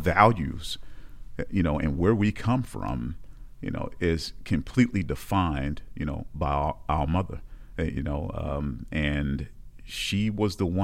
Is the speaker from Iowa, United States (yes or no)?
no; Baltimore, Maryland, United States; moved away as an adult; now in upstate New York, United States; born and raised in Baltimore, Maryland, in a little small projects called Fairfield Homes